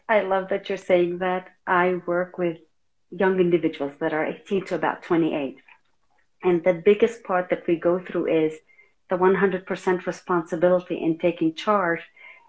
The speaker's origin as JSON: {"language": "English", "country": "Lebanon", "said": "because we came from Lebanon originally"}